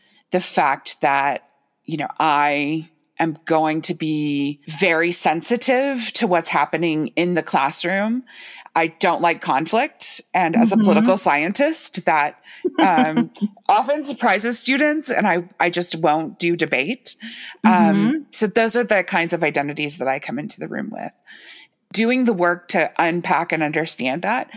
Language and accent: English; United States; I was born in the United States